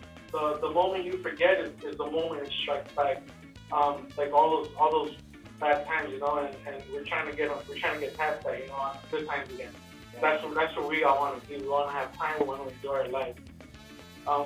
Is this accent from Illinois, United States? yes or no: yes; Chicago, Illinois, United States; We're real people from Chicago